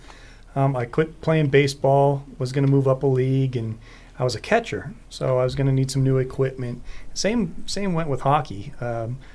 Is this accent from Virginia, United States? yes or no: no; Billings, Montana, United States; moved away as an adult; also born or lived in Sheridan, Wyoming; now in Idaho, United States; I grew up in Billings, Montana.